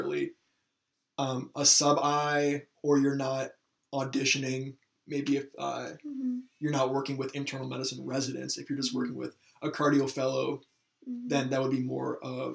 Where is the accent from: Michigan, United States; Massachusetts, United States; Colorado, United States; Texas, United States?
Michigan, United States; moved away; I'm not from the area where our medical school is. I'm from Michigan.